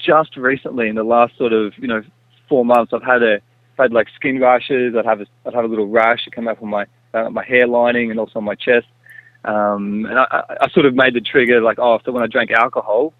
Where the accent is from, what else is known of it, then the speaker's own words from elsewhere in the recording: Byron Bay, New South Wales, Australia; growing up in Byron Bay